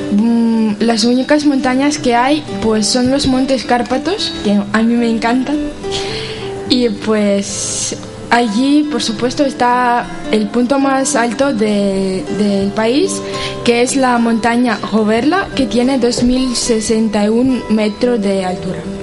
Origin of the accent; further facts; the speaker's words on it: Ukraine; now in Pamplona, Spain; vengo de Ucrania